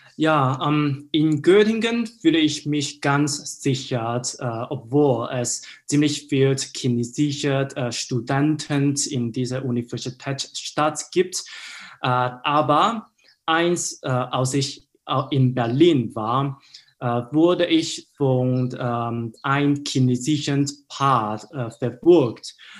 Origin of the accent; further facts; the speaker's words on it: Hong Kong; German is a second language; moved away as an adult; now in Germany; Hongkong ist meine Heimatstadt